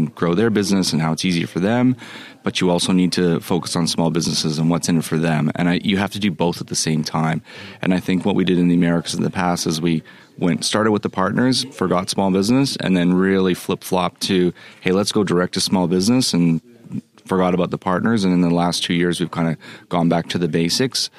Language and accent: English; Canada; also born or lived in Australia; now in Sydney, Australia; I'm originally from Canada